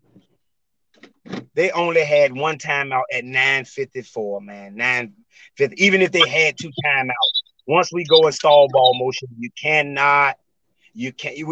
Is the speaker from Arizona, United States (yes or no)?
no; Suffolk, Virginia, United States; my hometown, right here, Kings Fork